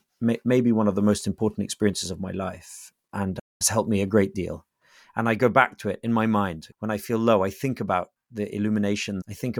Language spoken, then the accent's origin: English; England, United Kingdom; I'm English.